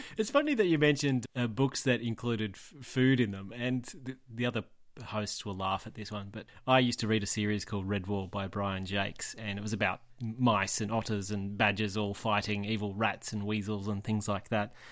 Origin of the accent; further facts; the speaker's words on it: Tamworth, New South Wales, Australia; I'm from Tamworth. I grew up in Tamworth and just outside of Tamworth.